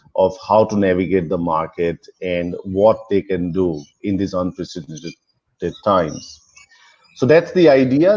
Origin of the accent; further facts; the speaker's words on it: Melbourne, Victoria, Australia; moved away as an adult; now in India; I'm originally from Melbourne, but currently I'm in India